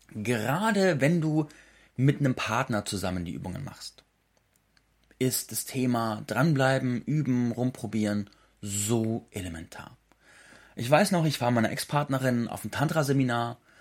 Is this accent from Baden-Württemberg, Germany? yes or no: yes; Schopfheim, Baden-Württemberg, Germany; moved away; in meiner alten Heimat am Hof Zarte in Schopfheim bei Baden-Württemberg